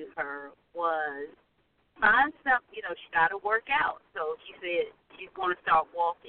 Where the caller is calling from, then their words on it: North Carolina, United States; This is … from North Carolina.